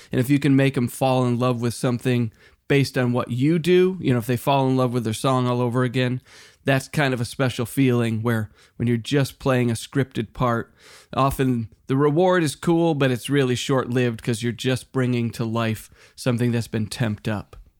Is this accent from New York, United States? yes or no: no; Western Massachusetts, United States; now in Los Angeles, United States; when I was a kid growing up in Western Mass